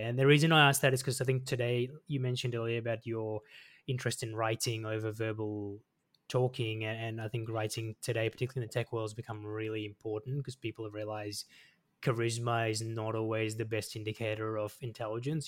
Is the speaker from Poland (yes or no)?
no; Melbourne, Victoria, Australia; I grew up in Melbourne as well, so I grew up not far from Box Hill